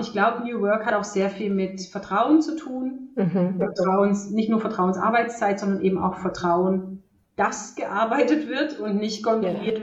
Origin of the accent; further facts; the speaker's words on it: Germany; born or raised there; also born or lived in Romania